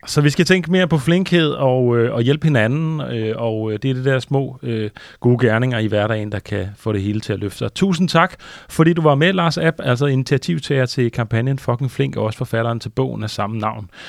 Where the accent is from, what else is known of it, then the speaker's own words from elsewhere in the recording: Denmark; som danskere